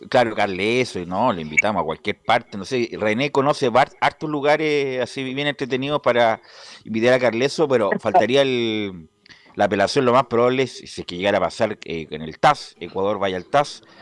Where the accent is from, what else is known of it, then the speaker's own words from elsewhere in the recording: Mendoza, Argentina; born there; Exactamente, sí, en Mendoza